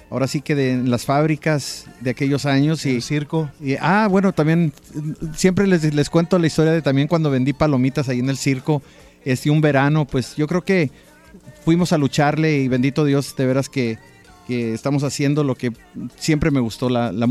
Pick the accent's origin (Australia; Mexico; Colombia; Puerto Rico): Mexico; Tepehuanes, Durango; un humilde rancho que se llama Cruz de Piedra. Es del municipio de Tepehuanes, estado de Durango.